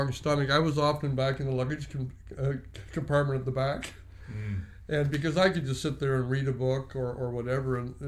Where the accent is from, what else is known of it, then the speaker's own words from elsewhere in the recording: Canada; I was born in Canada. I've grown up in Canada